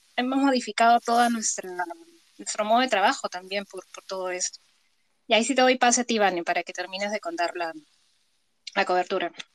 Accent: Peru; ciudadanos peruanos

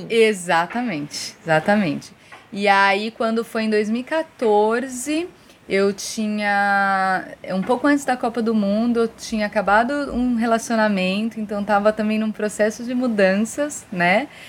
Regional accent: São Paulo, Brazil; moved away as an adult; also born or lived in Fortaleza, Ceará; now in Ceará, Brazil; e já há muito tempo, na verdade, que não moro em São Paulo, desde 2009 que eu não moro em São Paulo direto, assim, lógico que vou, mas para morar mesmo, em 2009 eu tomei a decisão de não morar mais lá. Em 2012, eu me mudei para o Ceará, ainda em Fortaleza.

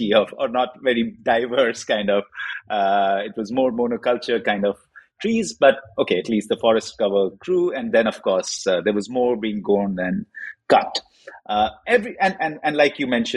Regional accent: India; I grew up in India, and in a pulp and paper packaging environment, that's what my father did.

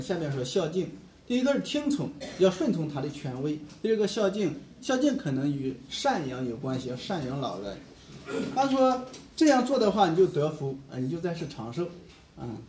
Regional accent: China; 我们中国人

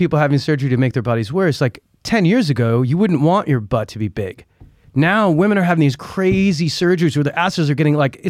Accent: United States; also born or lived in New York

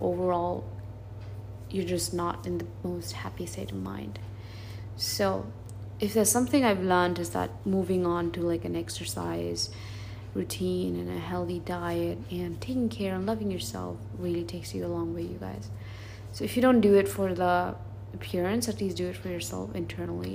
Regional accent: California, United States; moved away; I'm from California

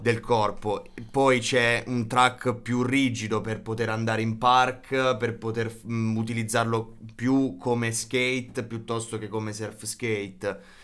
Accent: Policoro, Basilicata, Italy; vengo da, mm, da Matera, provincia di Matera, precisamente da Policoro

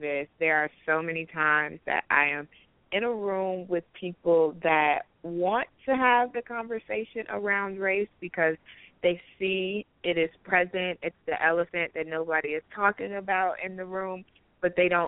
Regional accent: Chicago, Illinois, United States; also born or lived in South Carolina / Atlanta; now in Colorado Springs, United States; Chicago, which is my hometown

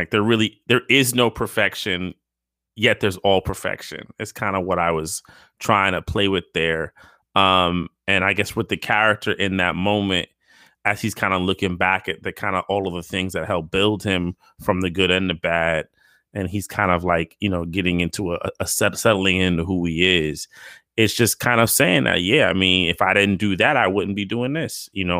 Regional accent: New York City, New York, United States; moved away as an adult; also born or lived in Spain; I grew up in New York City

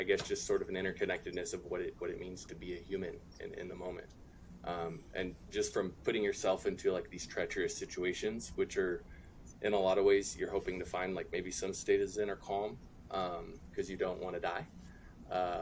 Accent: California, United States; I'm from California

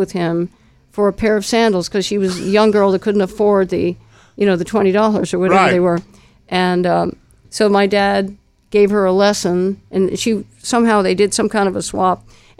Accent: New York City, New York, United States; also born or lived in Princeton, New Jersey; And then we moved into Sullivan Street in New York City, which was an Italian neighborhood.

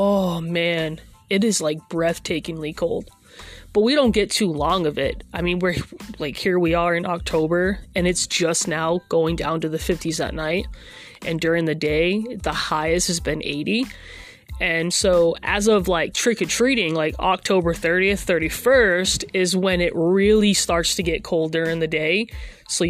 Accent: Massachusetts, United States; now in Oklahoma, United States; I'm originally from Massachusetts

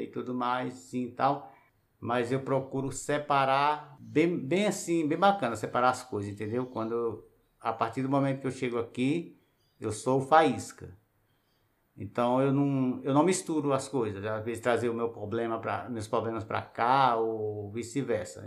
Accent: Piauí, Brazil; now in Brasília, Brazil; eu sou do Piauí, cheguei aqui em 90

